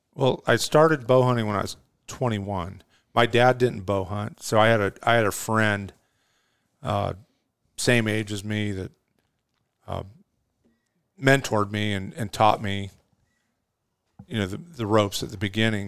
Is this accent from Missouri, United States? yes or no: no; California, United States; moved away as an adult; now in Arizona, United States; I'm a native Californian, man. I lived in California for fifty years.